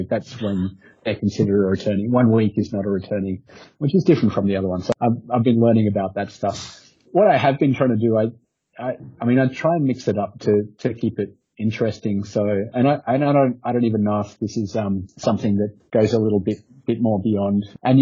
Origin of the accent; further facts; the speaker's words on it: Australia; moved away as an adult; also born or lived in Cyprus; I'm from Australia, and I've never hashed in Australia.